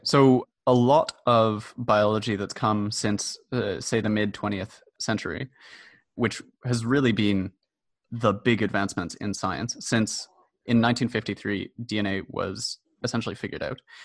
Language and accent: English; Montreal, Quebec, Canada; also born or lived in Toronto; So I'm a Montreal native, although I was born in Toronto. And I spent most of my education in Montreal.